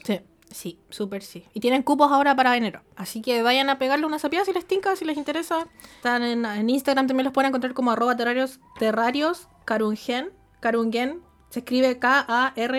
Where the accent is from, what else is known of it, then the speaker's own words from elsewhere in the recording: Santiago, Santiago Metropolitan Region, Chile; moved away as an adult; now in Japan; yo soy una una santiaguina culia